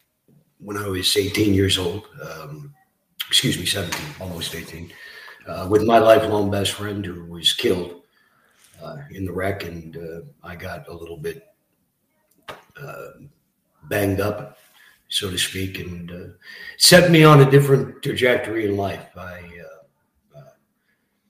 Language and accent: English; Barrie, Ontario, Canada; also born or lived in Scarborough, Ontario; So I grew up in Barrie, Ontario. Arrived there in 1978 from Scarborough. Young kid